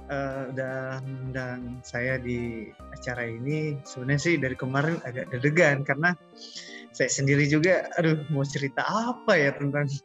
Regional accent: North Sulawesi, Indonesia; born there; Saya lahir di Kepulauan Sangihe.

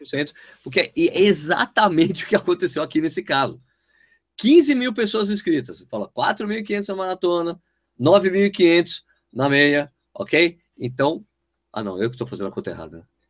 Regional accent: São Paulo, Brazil; now in Jundiaí, Brazil; eu sou de São Paulo

